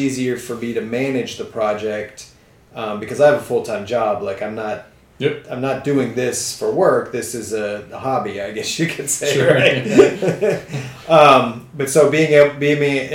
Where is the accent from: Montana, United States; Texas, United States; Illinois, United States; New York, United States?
Texas, United States; San Antonio; also born or lived in Switzerland; now in Austin, United States; I grew up in San Antonio, and my dad built our house